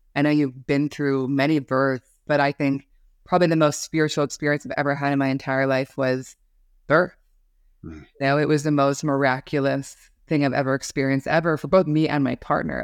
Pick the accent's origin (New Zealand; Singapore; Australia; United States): United States; Seattle, Washington; moved away; also born or lived in New York City; I grew up in Seattle, Washington